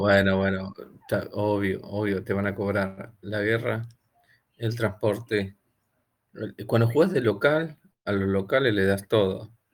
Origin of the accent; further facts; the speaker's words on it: Argentina; yo fabrico teléfono acá en Argentina